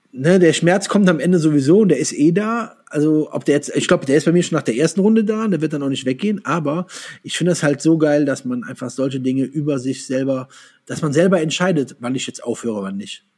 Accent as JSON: {"language": "German", "town": "Andernach", "region": "Rhineland-Palatinate", "country": "Germany", "tie": "born or raised there", "said": "Ich komme ja äh, Koblenz, aus der Koblenz, aus Andernach"}